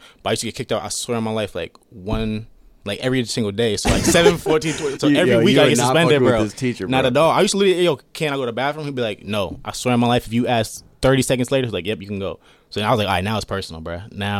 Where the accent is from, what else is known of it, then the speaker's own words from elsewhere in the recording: California, United States; born there; I got family in California. I was born in California, so.